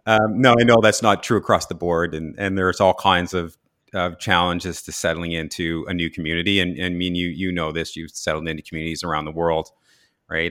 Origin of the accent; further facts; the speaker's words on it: Saint John area, New Brunswick, Canada; also born or lived in Toronto; I grew up in the Saint John area, uh, in Ross